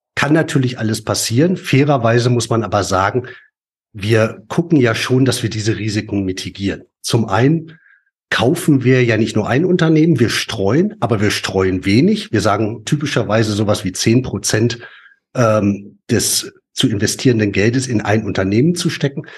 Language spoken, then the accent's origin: German; Ruhr area, North Rhine-Westphalia, Germany; wir kommen ja beide aus dem Pott.